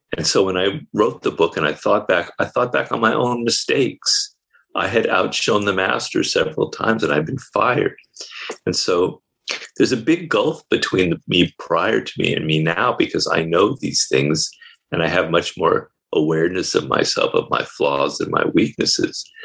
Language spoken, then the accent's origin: English; United States; I'm an American